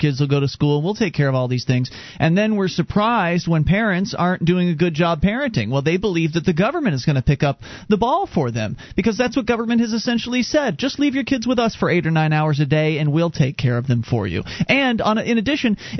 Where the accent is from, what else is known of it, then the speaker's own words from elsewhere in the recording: Florida, United States; moved away as an adult; now in New Hampshire, United States; We moved here from Florida, where we were both born and raised